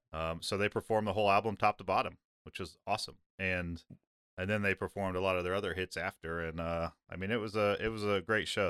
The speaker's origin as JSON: {"language": "English", "region": "Midwest", "country": "United States", "tie": "born or raised there", "said": "I grew up in the Midwest"}